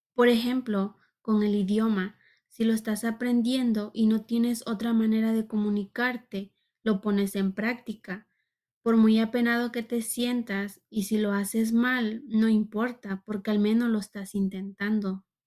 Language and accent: Spanish; Mexico; como mexicana, muchos países me piden visa